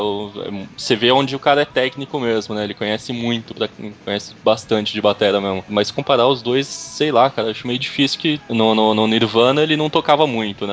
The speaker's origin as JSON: {"language": "Portuguese", "region": "São Paulo", "country": "Brazil", "said": "sou de São Paulo."}